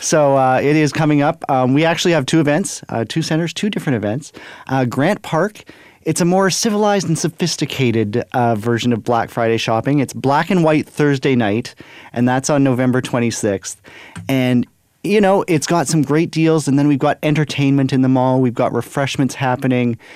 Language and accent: English; Brandon, Manitoba, Canada; moved away as an adult; now in Winnipeg, Canada; I am born and raised in Brandon, Manitoba